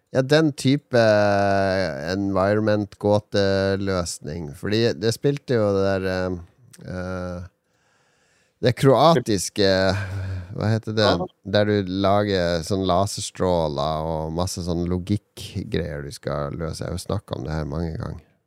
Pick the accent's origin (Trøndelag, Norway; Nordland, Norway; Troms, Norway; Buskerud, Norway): Troms, Norway; Harstad; hjemme i Harstad